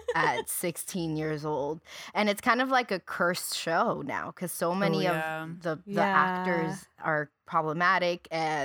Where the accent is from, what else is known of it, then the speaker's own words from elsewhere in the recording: Puerto Rico; because I grew up in Puerto Rico. I went to school in Puerto Rico, and I knew nothing.